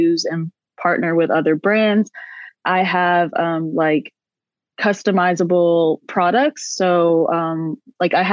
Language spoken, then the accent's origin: English; South Carolina, United States; moved away as an adult; now in Austria; right now I'm actually in the United States in South Carolina. I came home to visit my family for the holidays